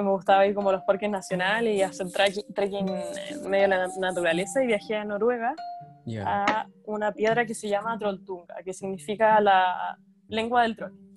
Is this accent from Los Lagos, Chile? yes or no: no; Viña del Mar, Valparaíso, Chile; moved away as an adult; also born or lived in Gothenburg, Sweden; now in Denmark; yo soy de Viña